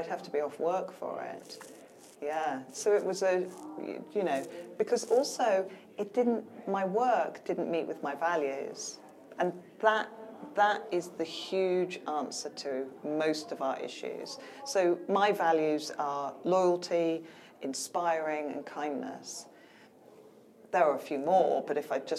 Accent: United Kingdom; we're stoically British

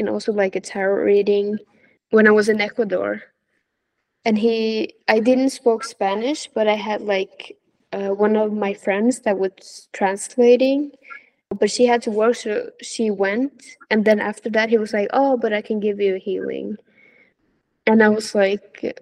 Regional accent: Norway; moved away as an adult; living in my hometown, which is in Norway.

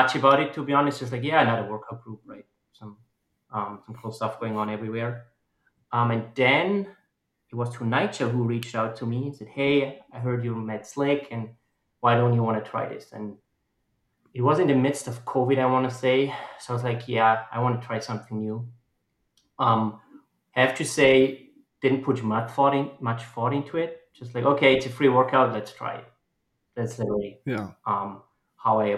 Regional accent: Austria; English is a second language; moved away as an adult; now in Omaha, United States; I'm born and raised in Austria, lived almost 30 years there

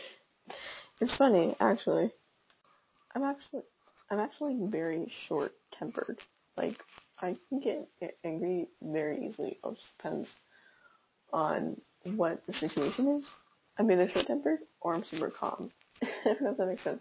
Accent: Texas, United States; now in Virginia, United States; I live in Virginia. I'm from Texas

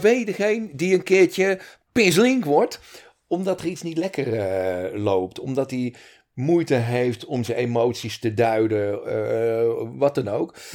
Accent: Montfoort, Utrecht, Netherlands; now in Breda, Netherlands; ik ben in Montfort getogen, geboren in Utrecht. Kort in de beeld gewoond en het gros van mijn jeugd in uh, Montfort gewoond.

